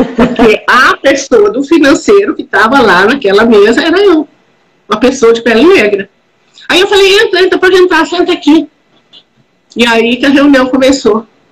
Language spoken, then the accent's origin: Portuguese; Minas Gerais, Brazil; Eu, eu venho de Minas Gerais